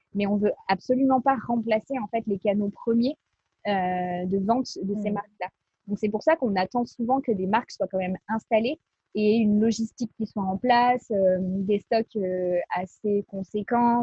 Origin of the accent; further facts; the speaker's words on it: Bordeaux, Nouvelle-Aquitaine, France; now in Lyon, France; Je suis de Bordeaux à la base